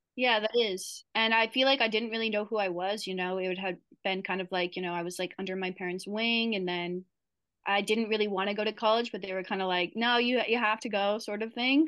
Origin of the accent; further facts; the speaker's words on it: Midwest, United States; moved away as an adult; also born or lived in Wisconsin / Maui; I'm I'm originally from the Midwest